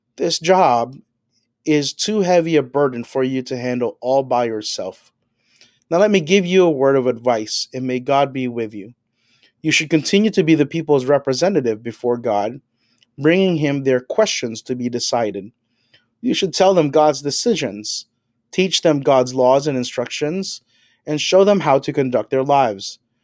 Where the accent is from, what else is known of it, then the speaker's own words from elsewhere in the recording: Philippines; now in Toronto, Canada; I'm an immigrant from the Philippines